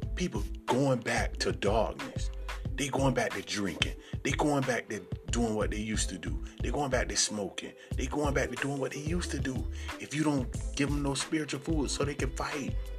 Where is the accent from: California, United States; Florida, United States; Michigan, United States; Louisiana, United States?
Florida, United States; Sarasota; I'm from Sarasota, Florida